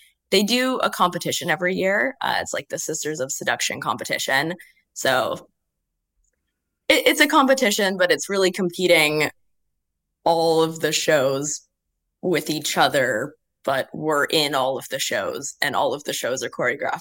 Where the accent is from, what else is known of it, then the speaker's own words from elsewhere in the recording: Canada; moved away as an adult; also born or lived in Western Canada; now in Melbourne, Australia; I'm Canadian.